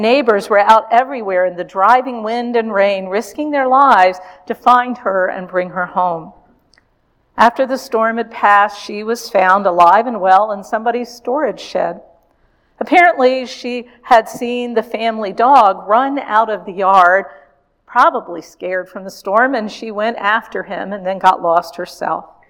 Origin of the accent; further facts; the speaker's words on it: Richmond, Virginia, United States; my hometown of Richmond, Virginia.